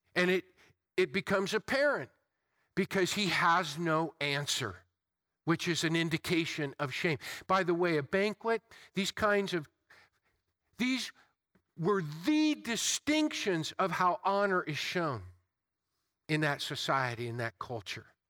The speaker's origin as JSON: {"language": "English", "country": "United States", "tie": "born or raised there", "said": "I've been born and raised, I'm enculturated, I'm an American and proud of it"}